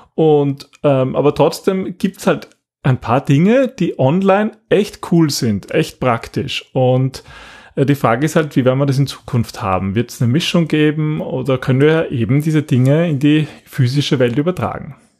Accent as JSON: {"language": "German", "country": "Austria", "said": "bei uns in Österreich"}